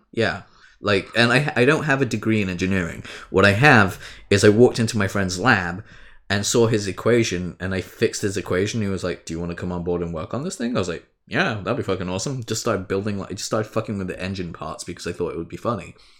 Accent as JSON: {"language": "English", "country": "United Kingdom", "said": "we're both British"}